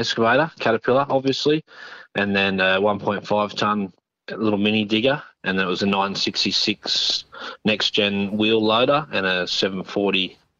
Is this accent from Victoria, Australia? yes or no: no; North New South Wales, Australia; moved away as an adult; now in Kalgoorlie, Australia; No, I'm from the East Coast, North New South Wales originally, grew up over there and worked in the civil industry and transport industry, and come over here in 2012, so been in Kalgoorlie for 10 years.